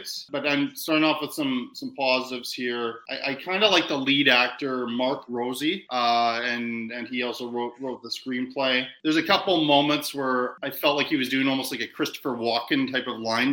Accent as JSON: {"language": "English", "country": "Canada", "also_born_or_lived": "New York", "said": "I've lived in New York, but I'm I'm a Canadian"}